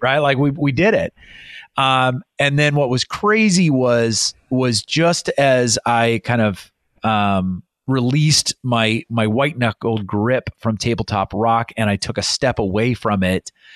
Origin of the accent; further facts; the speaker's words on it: Iowa, United States; moved away as an adult; also born or lived in England / Montana; I grew up in Iowa.